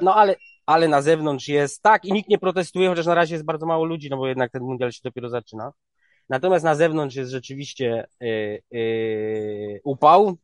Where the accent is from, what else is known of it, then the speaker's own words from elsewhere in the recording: Poland; jestem z Polski